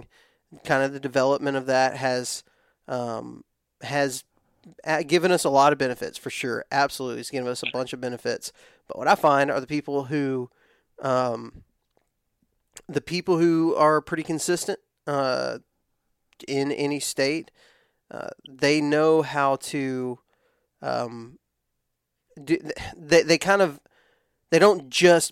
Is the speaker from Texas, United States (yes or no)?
yes; West Texas, United States; I'm from West Texas. Everything's really dry in West Texas